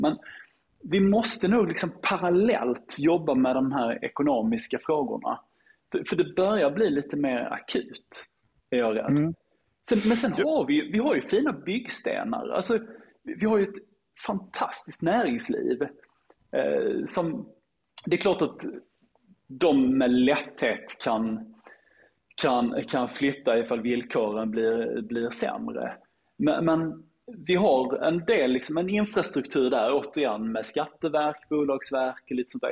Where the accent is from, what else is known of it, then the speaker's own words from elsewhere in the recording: Lund, Skåne, Sweden; min hemstad Lund